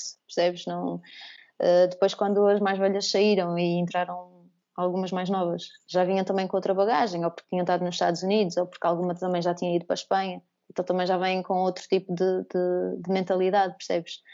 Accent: Porto, Norte, Portugal; ser a única a vir do Porto

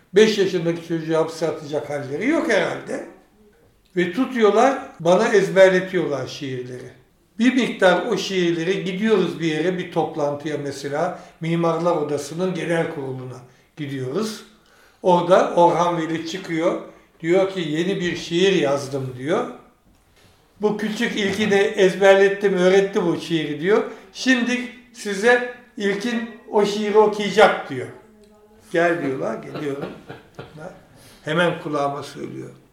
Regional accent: Istanbul, Turkey; moved away as an adult; also born or lived in France / Ankara / Germany; Orası benim memleketim

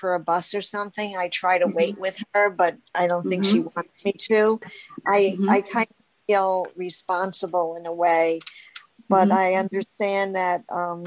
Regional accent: New York, United States; I'm from New York

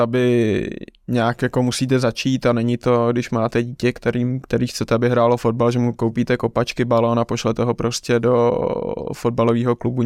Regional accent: Czechia; já vlastně jako jediný Čech jsem dostal eh, profesionální licenci v šesti letech

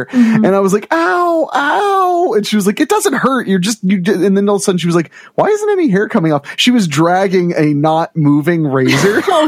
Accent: Ohio, United States; I grew up in Ohio

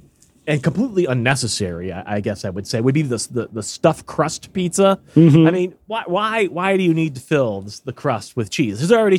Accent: Chicago, Illinois, United States; Just wanted to give a little perspective on deep dish pizza since I'm from Chicago.

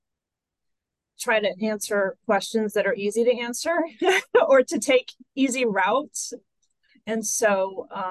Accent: central Kansas, United States; I grew up in central Kansas

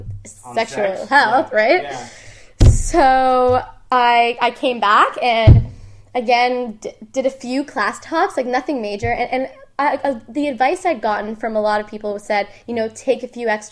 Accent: Ottawa, Ontario, Canada; moved away as an adult; also born or lived in Toronto; I'm not from Toronto, mm-hmm. I'm from Ottawa.

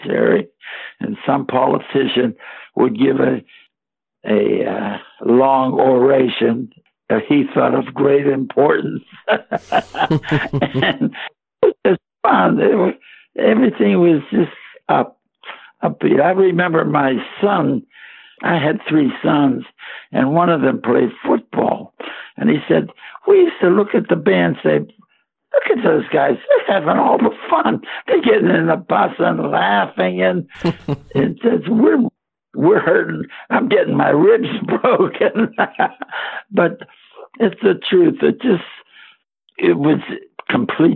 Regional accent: Pittsburgh, Pennsylvania, United States; growing up in Pittsburgh

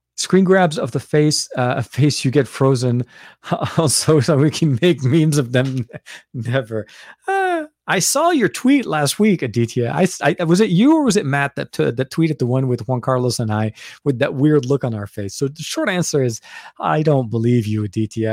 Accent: Lebanon; moved away; I'm from Lebanon as well. So we grew up with a lot of British candy

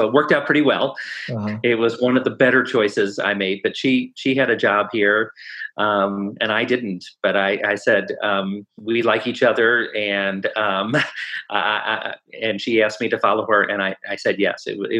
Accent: St. Louis, Missouri, United States; I grew up in a mostly upper middle class suburb of St. Louis, Missouri.

